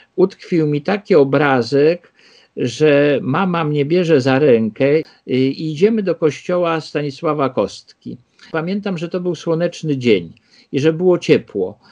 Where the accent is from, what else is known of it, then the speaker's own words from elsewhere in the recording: Warsaw, Masovian Voivodeship, Poland; ja się urodziłem y, w Śródmieściu, na Ochocie mieszkaliśmy, ale w 1961 roku, jak ja miałem 3 lata, y, przeprowadziliśmy się na Żoliborz.